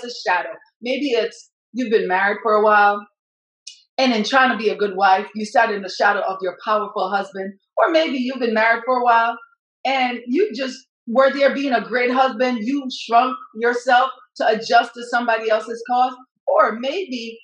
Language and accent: English; Jamaica; now in United States; I'm from Jamaica